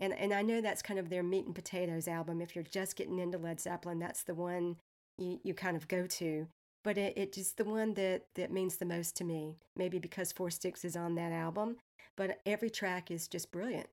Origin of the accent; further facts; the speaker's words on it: Eastern North Carolina, United States; I'm from Eastern North Carolina